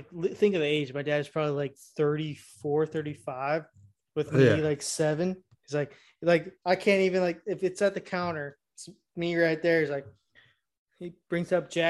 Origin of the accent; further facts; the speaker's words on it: United States; I'm American, bitch. I'm American